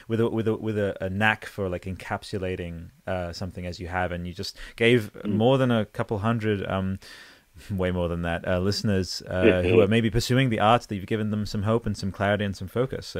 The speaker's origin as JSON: {"language": "English", "town": "Newcastle", "region": "New South Wales", "country": "Australia", "tie": "born there", "lives_now": "Canberra, Australia", "said": "in Newcastle."}